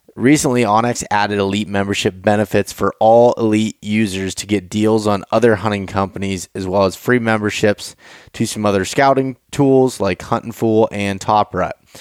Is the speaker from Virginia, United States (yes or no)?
no; Pennsylvania, United States; so we're both from Pennsylvania